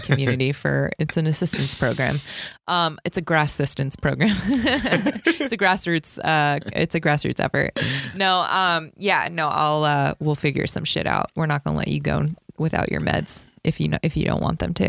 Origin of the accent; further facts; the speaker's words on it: Las Vegas, Nevada, United States; moved away as an adult; now in Los Angeles, United States; I'm like an L A comic, but I'm from Vegas